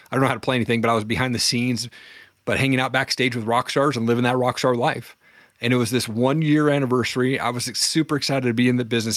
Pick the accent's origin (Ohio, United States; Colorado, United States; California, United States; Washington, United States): Washington, United States; There was a community college where I grew up in Washington